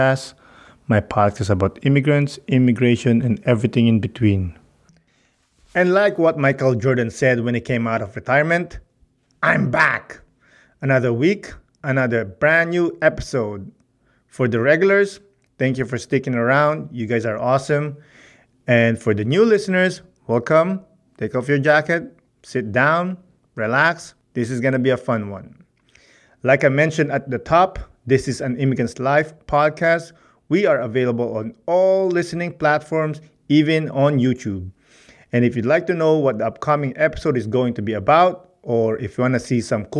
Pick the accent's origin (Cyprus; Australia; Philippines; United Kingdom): Philippines; But I'm Filipino